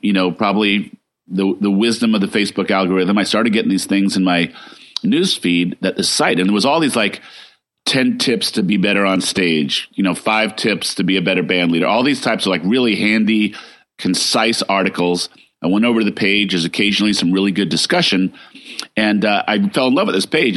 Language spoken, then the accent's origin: English; East Coast, United States; now in Northern California, United States; I'm originally from the East Coast